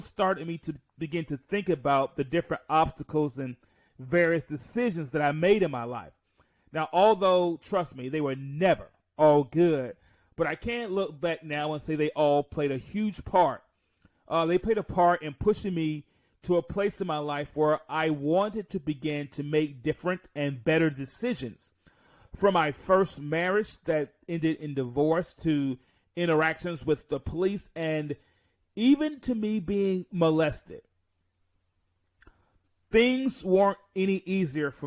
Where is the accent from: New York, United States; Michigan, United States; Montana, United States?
New York, United States; Mount Vernon; I was born in Mount Vernon, New York